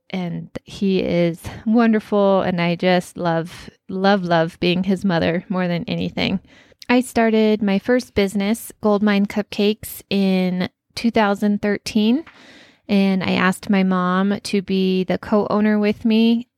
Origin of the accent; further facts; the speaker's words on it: Colorado, United States; born and raised in Colorado